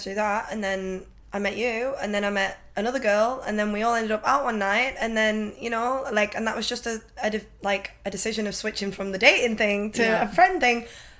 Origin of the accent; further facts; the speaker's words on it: England, United Kingdom; moved away as an adult; I'm from England